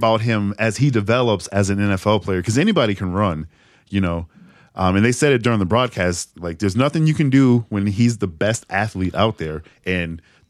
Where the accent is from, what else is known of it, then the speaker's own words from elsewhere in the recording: New England, United States; I happen to be born and raised in the New England area.